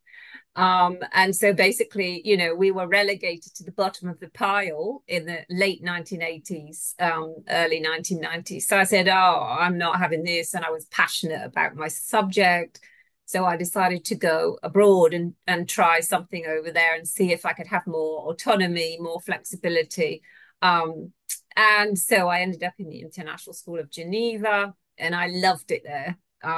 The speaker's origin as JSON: {"language": "English", "country": "United Kingdom", "moved": "as an adult", "lives_now": "Australia", "said": "I'm originally from the UK"}